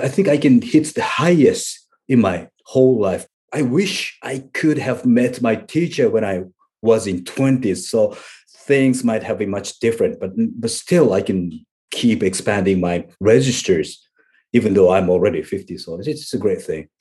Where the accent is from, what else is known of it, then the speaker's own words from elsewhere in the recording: Japan; English is a second language; here in Japan, we learn English for, like, ten years